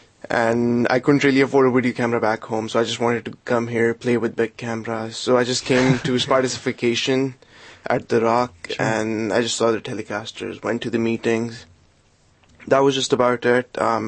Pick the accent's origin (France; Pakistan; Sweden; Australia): Pakistan; moved away as an adult; now in United States; Back home, I'm from Pakistan